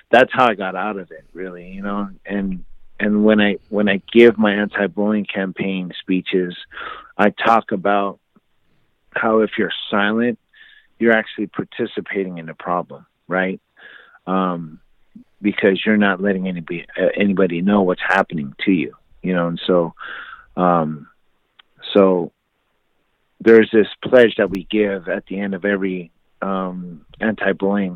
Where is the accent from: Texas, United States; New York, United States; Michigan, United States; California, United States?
California, United States; moved away as an adult; also born or lived in Oklahoma; that was 20 miles away from my hometown